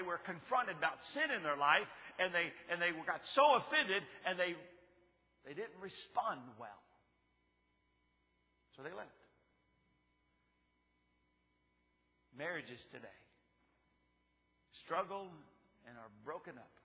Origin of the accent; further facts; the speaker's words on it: Texas, United States; I lived in the neighborhood growing up in Texas